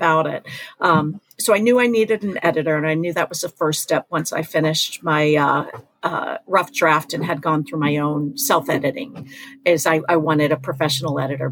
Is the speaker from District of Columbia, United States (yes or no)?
no; Mattapoisett, Massachusetts, United States; that's Mattapoisett. That's my hometown